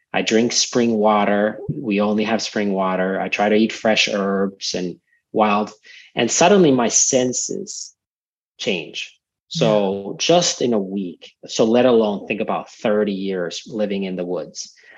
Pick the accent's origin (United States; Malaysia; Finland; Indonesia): Finland; I grew up in Finland, a few hours north from Helsinki by car, and a farm